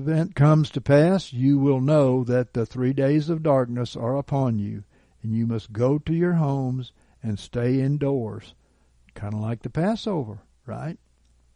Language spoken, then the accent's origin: English; Gulf Coast, United States; I come from the Gulf Coast